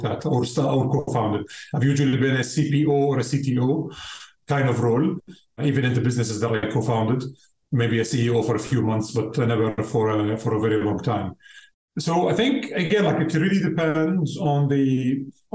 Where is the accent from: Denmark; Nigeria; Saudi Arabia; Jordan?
Jordan; moved away as an adult; now in Amsterdam, Netherlands; I'm originally from Jordan